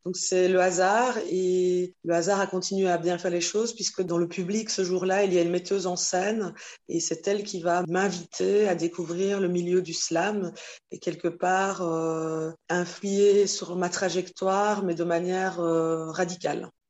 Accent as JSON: {"language": "French", "country": "Belgium", "tie": "born or raised there", "said": "je suis née en Belgique, c'est ma terre de, de vie"}